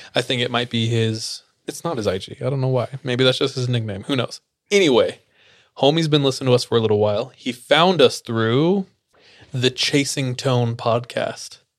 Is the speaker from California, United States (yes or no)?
yes; Fresno, California, United States; I grew up in Fresno, which is dog doo doo.